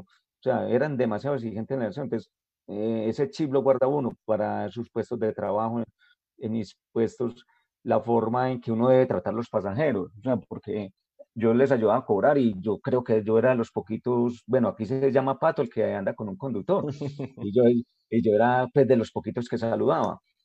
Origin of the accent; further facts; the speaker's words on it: Jericó, Antioquia, Colombia; yo soy de Jerico